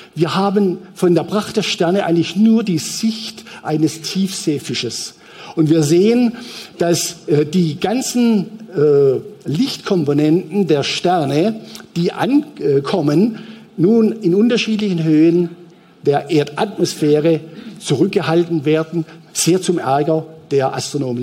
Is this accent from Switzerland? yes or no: yes; Switzerland; als Schweizer